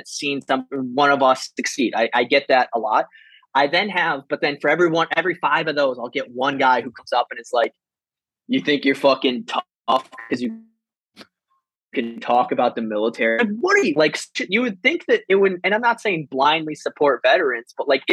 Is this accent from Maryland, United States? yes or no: no; Iowa, United States; moved away as an adult; also born or lived in San Diego / Denver / Camp Pendleton; now in Florida, United States; being from Iowa and like what that means and how that affects me now